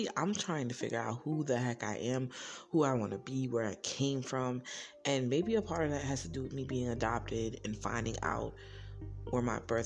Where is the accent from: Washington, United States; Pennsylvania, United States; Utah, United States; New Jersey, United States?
New Jersey, United States; some people just naturally call me … because I am from New Jersey.